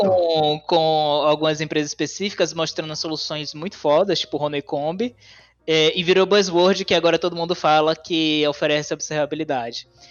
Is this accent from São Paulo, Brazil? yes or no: no; Salvador, Bahia, Brazil; moved away as an adult; now in São Carlos, Brazil; eu sou de Salvador, natural de Salvador